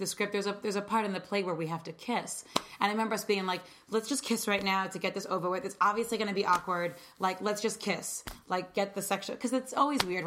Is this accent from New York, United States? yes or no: yes; New York, United States; I'm from New York